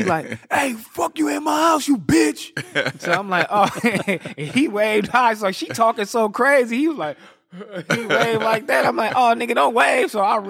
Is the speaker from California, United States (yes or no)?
yes; Los Angeles, California, United States; Yeah, born and raised, South Central Los Angeles.